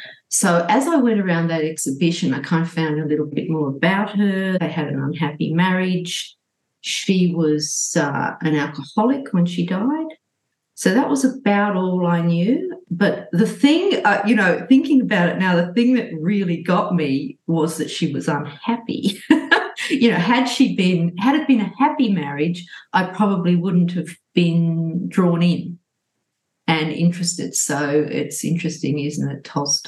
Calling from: Sydney, New South Wales, Australia; I'm speaking from Gadigal land in Sydney, and I'm feeling great, thanks.

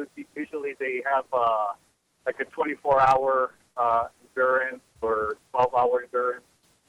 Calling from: New Mexico, United States; Well, how are you doing, Linda? I'm over from New Mexico.

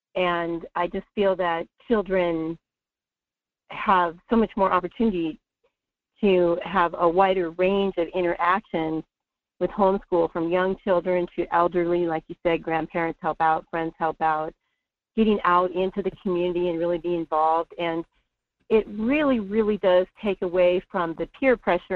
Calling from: North Pole, Alaska, United States; I'm calling from North Pole

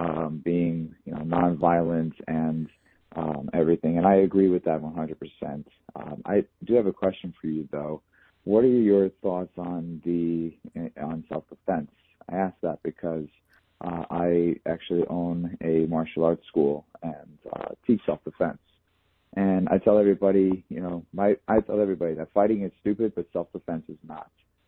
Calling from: New York, United States; Hey, Owen, this is …. I'm calling from New York, and I got a...

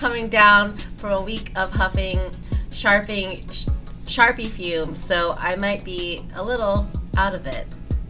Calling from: Tampa, Florida, United States; moved away; I'm calling from Tampa

